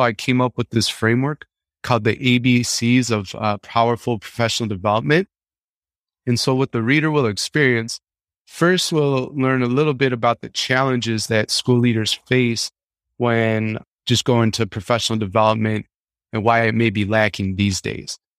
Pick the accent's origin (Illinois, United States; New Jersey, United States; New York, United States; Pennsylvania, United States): Illinois, United States; Chicago; growing up in Chicago